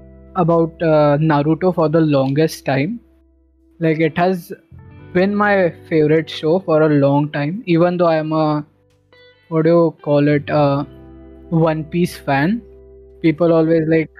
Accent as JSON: {"language": "English", "country": "India", "tie": "born or raised there", "said": "growing up in India"}